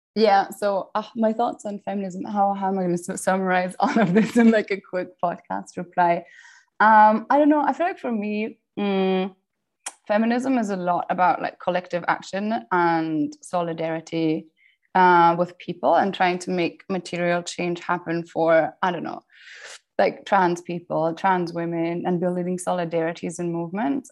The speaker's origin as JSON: {"language": "English", "country": "Austria", "tie": "born or raised there", "also_born_or_lived": "Cambridge, United Kingdom", "moved": "yes", "said": "I grew up in the Austrian countryside"}